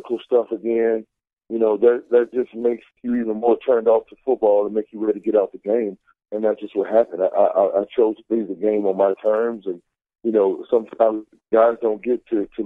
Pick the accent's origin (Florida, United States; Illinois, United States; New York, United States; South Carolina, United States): Florida, United States; And I'm from Florida, so, I'm a Southern boy and we're bred on football